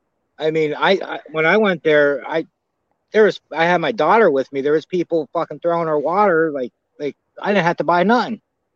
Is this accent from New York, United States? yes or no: no; Pennsylvania, United States; I'm from Pennsylvania. I'm not used to that really steaming hot weather